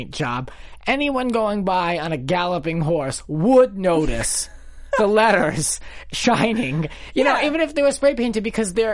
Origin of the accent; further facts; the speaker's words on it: Rhode Island, United States; accent: Rhode Island; my Rhode Island accent